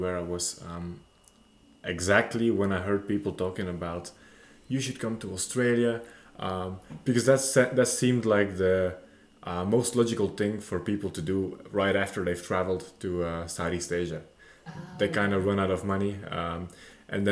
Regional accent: Belgium; moved away as an adult; now in Bulgaria; I'm a Belgian national resident. I have moved to Bulgaria recently.

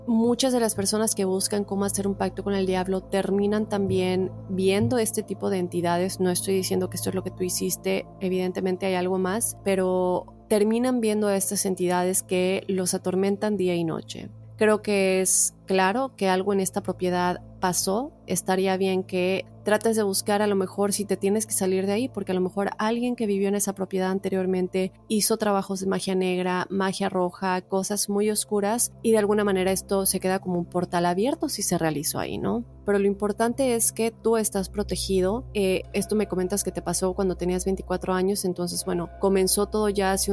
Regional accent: Puerto Rico; also born or lived in North Dakota, United States; now in United States; soy de Puerto Rico, pero hace cinco años resido en Estados Unidos. Por casi cinco años viví en Dakota del Norte y en noviembre del 2020 me mudé a Florida junto con mi novio y su familia.

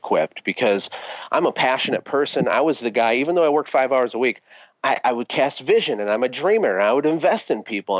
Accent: Flint, Michigan, United States; moved away as an adult; now in Costa Rica; I'm a kid from Flint, Michigan, who had absolutely nothing growing up

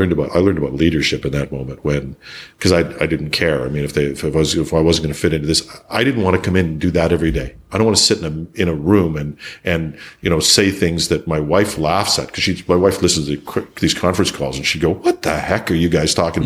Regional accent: Canada; People aren't as proud of being Canadian as I am

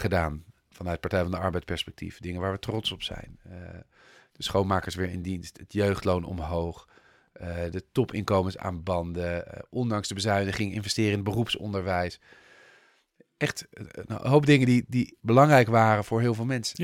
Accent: Netherlands; ik ben een Nederlander

